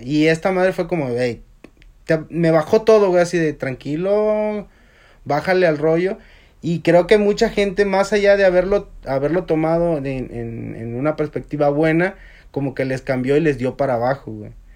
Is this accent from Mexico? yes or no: yes; Mexico; moved away; a uno como mexicano